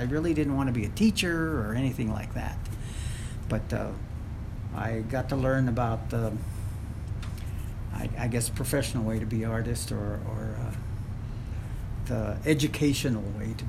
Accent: Las Vegas, New Mexico, United States; also born or lived in Grants, New Mexico / Pecos, New Mexico; now in Gallup, United States; I was born in Las Vegas, and my mother's side of the family was from Pecos, and Las Vegas and Pecos, and then eventually we migrated into Grants following my grandfather who came to work in the mines.

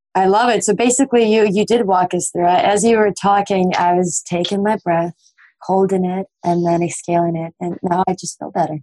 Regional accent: Russia; I'm from Russia

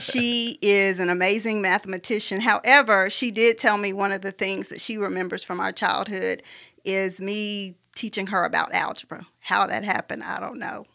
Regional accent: Huntsville, Alabama, United States; moved away as an adult; now in Birmingham, United States; I'm a native of Huntsville, Alabama. I grew up in Huntsville.

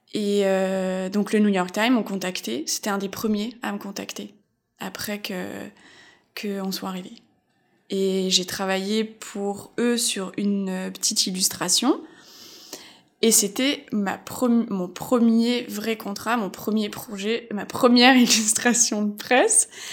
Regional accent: Alsace, Grand Est, France; moved away as an adult; also born or lived in Épinal / Metz; now in Montreal, Canada; je viens d'Alsace

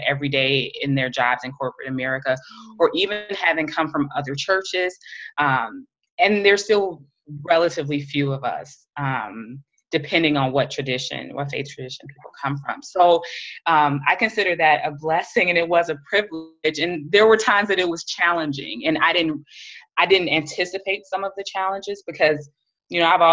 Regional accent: United States; as an American, as a Black woman

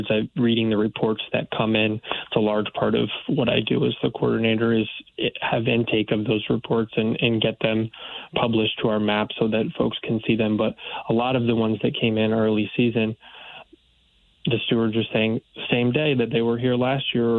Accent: New Haven County, Connecticut, United States; also born or lived in Orono, Maine; I did grow up in Connecticut. I'm originally from New Haven County

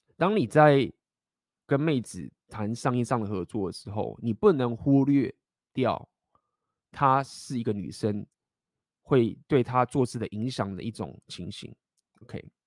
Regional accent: Taiwan; moved away; 我也是在台湾待很久，就是从小就在台湾长大

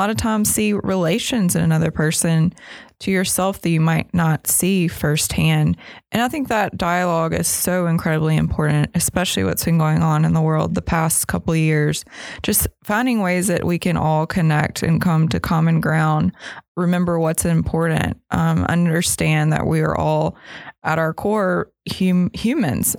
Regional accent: Mississippi, United States; Growing up in Mississippi was definitely a large part of why I was able to pursue the arts

